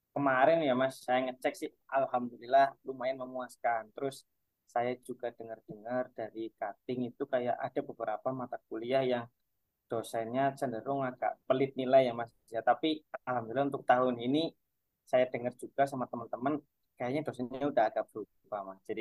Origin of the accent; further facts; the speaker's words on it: Wangon, Central Java, Indonesia; Cuman saya ini asalnya dari Kecamatan Wangon. Kalau dari Purwokerto itu sekitar menempuh satu jam setengah Mas.